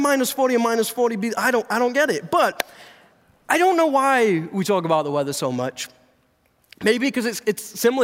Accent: England, United Kingdom; moved away; I'm not from around here. Okay? I was actually born and raised in England.

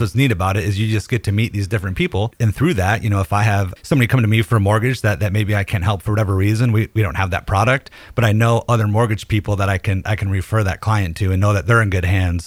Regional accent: Detroit, Michigan, United States; moved away as an adult; also born or lived in Nashville, Tennessee; now in Hendersonville, United States; I'm originally from Detroit, moved to Nashville in 07

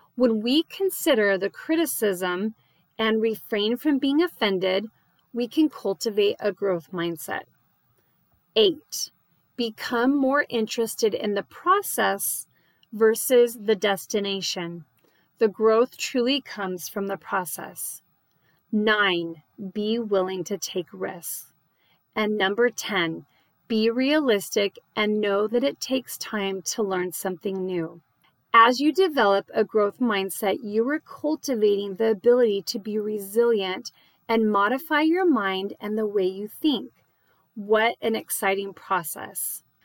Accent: Phoenix, Arizona, United States; now in Dallas, United States; I live in the Dallas area and I grew up in Phoenix

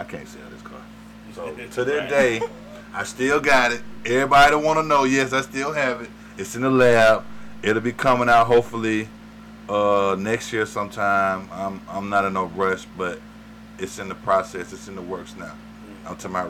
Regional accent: the South, United States; So growing up in the South, man, you know, that we was around them cars, man.

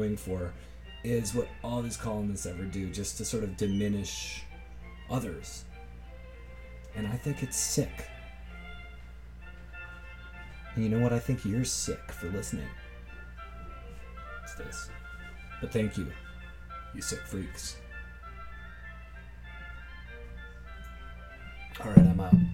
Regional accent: Toronto, Ontario, Canada; I'm not smug about this damn city I'm from. I'm just from here.

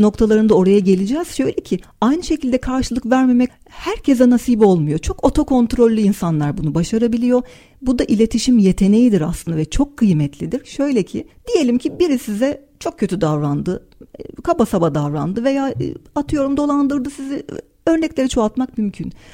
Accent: Turkey; Türküz, e, Türk, e, Türkçe konuşuyoruz

